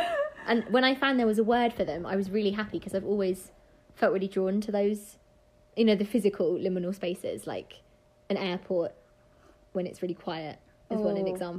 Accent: England, United Kingdom; moved away as an adult; now in Washington, United States; I'm 25 years old. I am currently living away from home. I'm from England. I'm currently living in America.

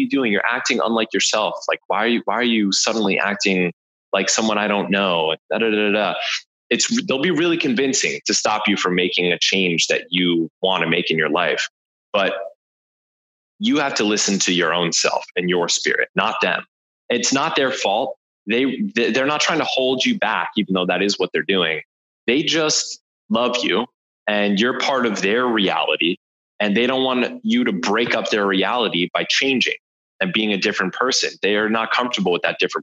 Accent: New Jersey, United States; I'm from New Jersey

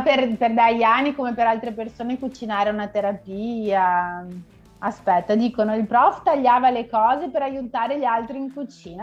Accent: Vicenza, Veneto, Italy; moved away as an adult; now in Porto Alegre, Brazil; Mia madre, appunto brasiliana, con 20 anni si è trasferita in Italia, a Vicenza, che è una città al nord, nord-est, che, che appunto è dove sono nata io

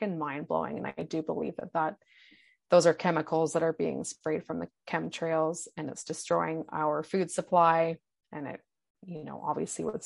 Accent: Vancouver, British Columbia, Canada; I grew up in Vancouver

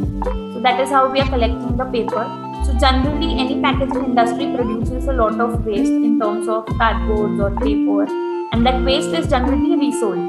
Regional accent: India; as a Indian

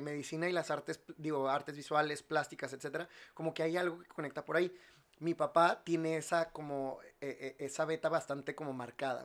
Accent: Monterrey, Nuevo León, Mexico; yo soy de aquí, yo soy regio

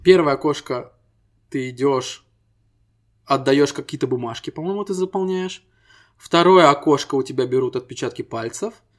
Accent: Estonia; Мы ребята из Эстонии

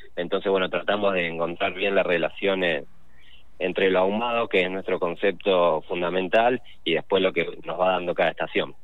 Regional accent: Rosario, Santa Fe, Argentina

